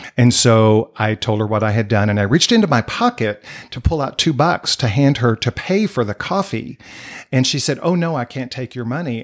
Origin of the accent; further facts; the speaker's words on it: Dallas-Fort Worth area, Texas, United States; also born or lived in Wichita Falls, Texas; I grew up here in the Dallas-Fort Worth area a year after I was born, we moved here